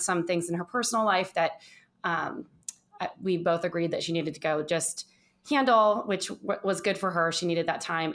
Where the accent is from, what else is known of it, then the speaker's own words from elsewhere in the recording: Orange County, Southern California, United States; moved away as an adult; also born or lived in Los Angeles / San Francisco / New York / East Coast; now in Phoenix, Arizona, United States; I was born in Southern California, in Orange County